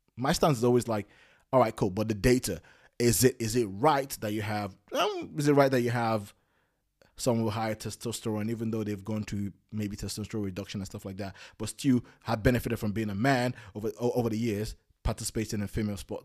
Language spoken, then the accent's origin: English; London, United Kingdom; I come from London